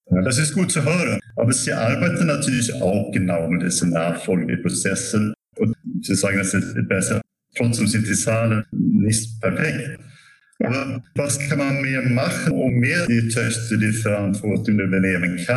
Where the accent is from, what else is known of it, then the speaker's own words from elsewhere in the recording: Sweden; German is a second language; now in Germany; Ich komme aus Schweden, deswegen also habe ich viele Erfahrungen, aber auch in Deutschland natürlich.